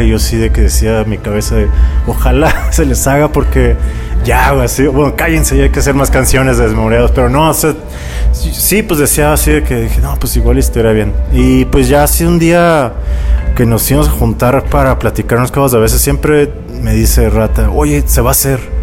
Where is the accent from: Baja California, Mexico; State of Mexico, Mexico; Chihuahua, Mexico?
Baja California, Mexico; Tijuana; moved away; also born or lived in Mexico City; soy de Tijuana